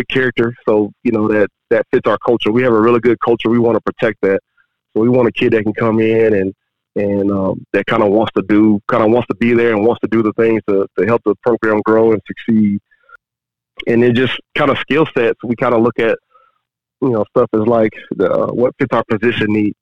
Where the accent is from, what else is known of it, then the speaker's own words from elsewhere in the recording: Texas, United States; moved away as an adult; also born or lived in Oklahoma; now in Alabama, United States; I'm from Texas originally. Me and my wife are from Texas.